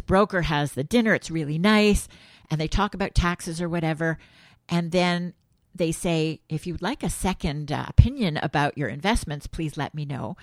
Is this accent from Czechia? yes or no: no; Montreal, Quebec, Canada; born or raised there